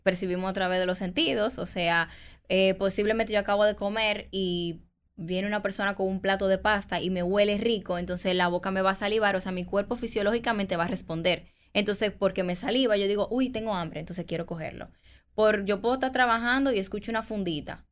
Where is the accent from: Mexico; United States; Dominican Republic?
Dominican Republic; como buen dominicano